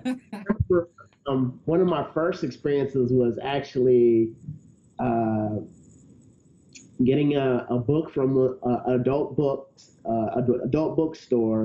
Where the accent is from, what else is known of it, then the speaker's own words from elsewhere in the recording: the South, United States; I was raised in the South in a pretty conservative religious background.